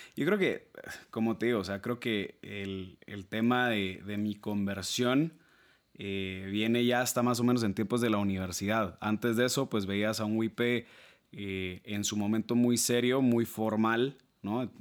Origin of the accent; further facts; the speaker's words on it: Guatemala City, Guatemala Department, Guatemala; yo soy guatemalteco, nacido, criado, estudiado, graduado aquí en Ciudad de Guatemala